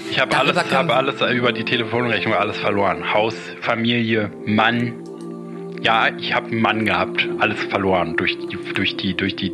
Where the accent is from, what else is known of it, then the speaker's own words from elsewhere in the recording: Berlin, Germany; Aus Berlin, Berlin.